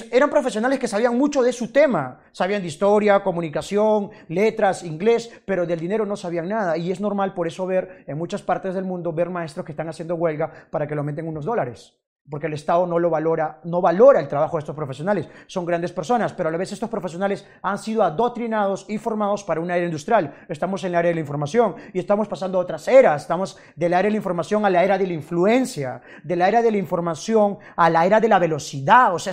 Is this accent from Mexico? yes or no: no; Peru; Si tú eres, no sé, de, no sé, de Estados Unidos y, por ejemplo, yo soy de Perú, yo digo, ¿sabes qué? Eh, nosotros los peruanos somos mejores que los americanos en términos de fútbol.